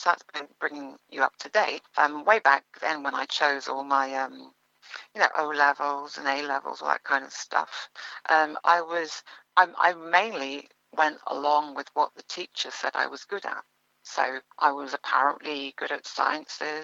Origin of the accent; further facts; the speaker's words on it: London, United Kingdom; also born or lived in Ealing / Jamaica (parents); my parents moved to northwest London. They moved to Neasden. So I grew up in Neasden all my life